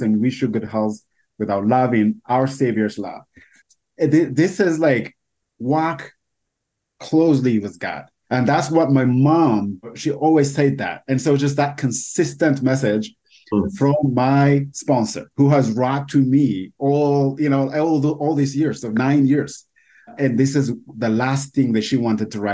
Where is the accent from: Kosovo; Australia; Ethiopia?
Ethiopia; English is a second language; moved away as an adult; now in United States; I moved from Ethiopia to the U.S. a little over 8 years ago